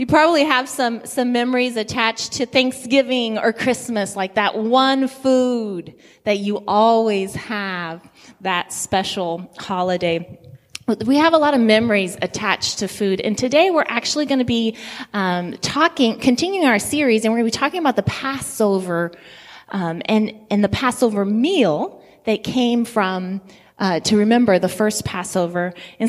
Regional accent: Guinea; I grew up in Guinea, West Africa, and so when I smell peanut sauce, like, that just takes me back to the village.

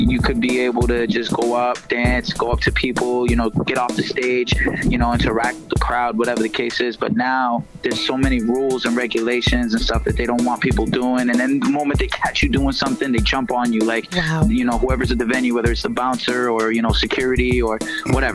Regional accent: Worcester, Massachusetts, United States; also born or lived in Queens, New York; I moved to Worcester when I was young

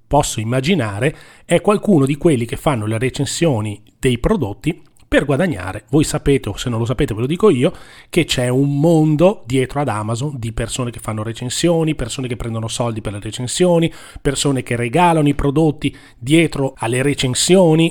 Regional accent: Genoa, Liguria, Italy; siamo di Genova

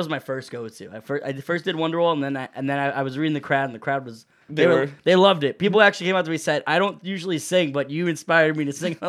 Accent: Georgia, United States; Yeah. I'm from Georgia.

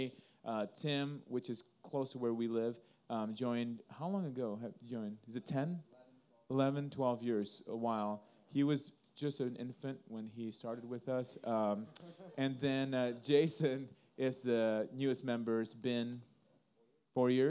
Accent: Indonesia; now in Sioux City, United States; we grew up in Indonesia

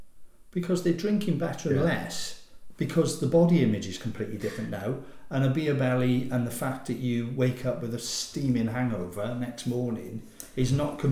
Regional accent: Wales, United Kingdom

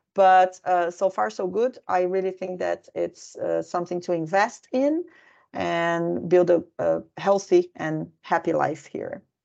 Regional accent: Brazil; now in Finland

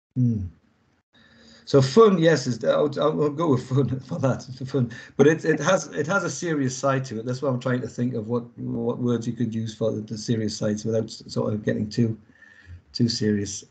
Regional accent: England, United Kingdom; moved away; obviously I'm English and I'm not in England either

